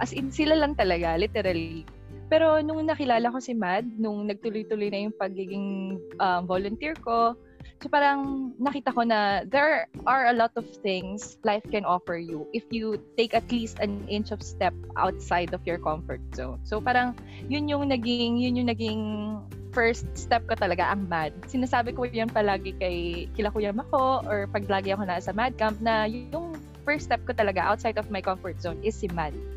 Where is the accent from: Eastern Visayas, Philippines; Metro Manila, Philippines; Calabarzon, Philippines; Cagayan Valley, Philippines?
Metro Manila, Philippines; Pasig; I'm from Pasig City.